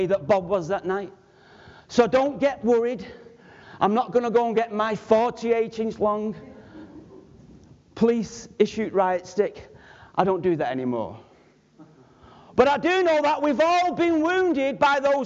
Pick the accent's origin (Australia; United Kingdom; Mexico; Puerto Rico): United Kingdom; Manchester, North West England; I was from Manchester.